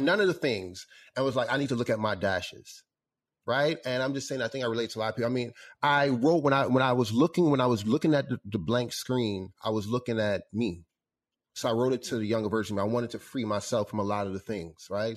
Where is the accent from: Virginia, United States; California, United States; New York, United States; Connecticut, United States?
New York, United States; growing up in New York